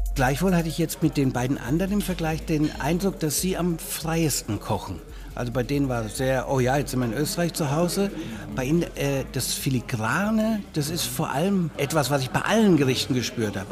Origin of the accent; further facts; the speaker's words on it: Germany; bei uns in Deutschland